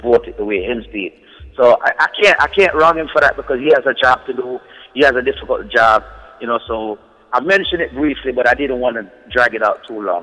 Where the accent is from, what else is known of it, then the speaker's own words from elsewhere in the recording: New Jersey, United States; me being from New Jersey